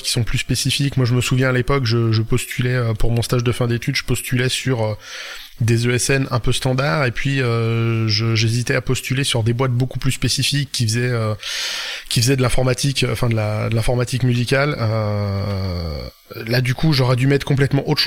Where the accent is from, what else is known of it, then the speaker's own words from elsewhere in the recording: Brittany, France; euh, je suis bretonne.